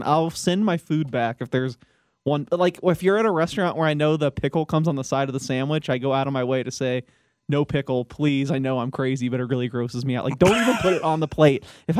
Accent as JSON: {"language": "English", "region": "the South", "country": "United States", "tie": "born or raised there", "said": "You know, I'm from the South, so Chick-fil-A, obviously an institution, ate there all the time."}